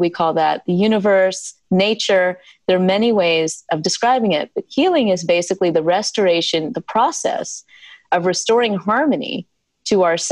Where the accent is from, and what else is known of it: South Carolina, United States; born or raised there